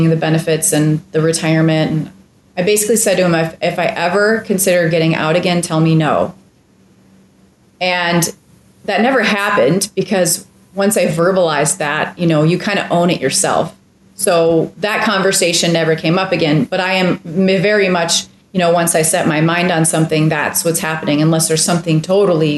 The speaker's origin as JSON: {"language": "English", "town": "Minneapolis", "region": "Minnesota", "country": "United States", "tie": "born or raised there", "moved": "yes", "said": "Amazing schools. I mean, I was in the suburbs of Minneapolis."}